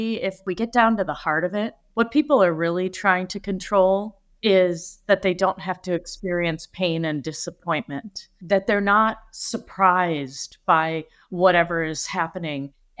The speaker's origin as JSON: {"language": "English", "region": "Michigan", "country": "United States", "tie": "born or raised there", "also_born_or_lived": "Africa", "said": "Well, when I was little, I was born and raised in Michigan, in the United States. And at 3 months old, my grandmother took me to Africa to live with my grandfather"}